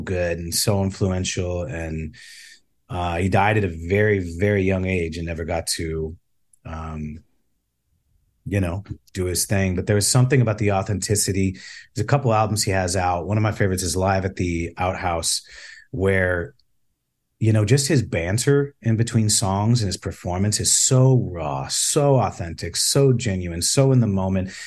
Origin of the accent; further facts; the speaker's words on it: Chicago, Illinois, United States; I grew up in the South Side of Chicago